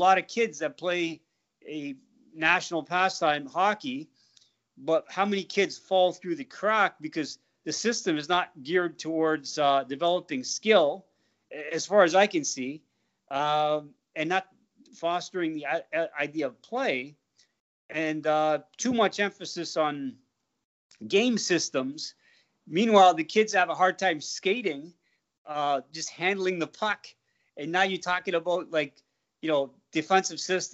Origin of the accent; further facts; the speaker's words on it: South Africa; moved away; I was brought up in South Africa